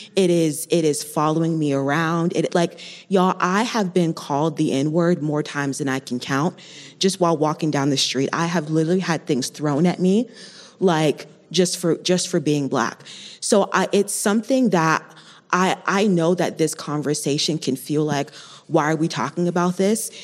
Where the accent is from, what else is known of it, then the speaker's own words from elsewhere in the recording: Colorado Springs, Colorado, United States; I was born and raised here in the Springs